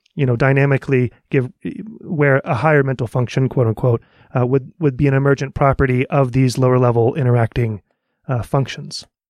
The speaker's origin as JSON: {"language": "English", "town": "Dallas", "region": "Texas", "country": "United States", "said": "I'm from the Dallas area."}